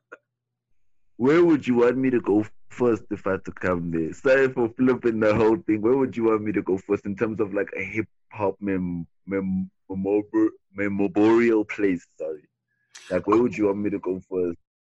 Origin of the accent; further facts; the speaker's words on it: Cape Town, Western Cape, South Africa; I'm originally from Cape Town, South Africa